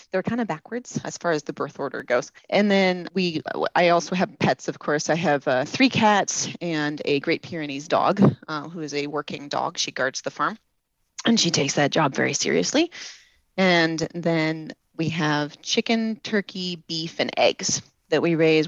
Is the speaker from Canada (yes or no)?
no; Ames, Iowa, United States; I grew up in Ames, Iowa